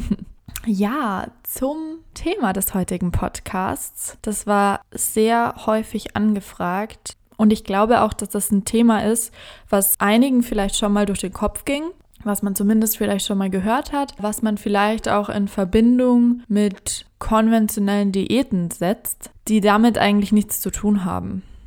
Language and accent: German; Germany; als Deutsche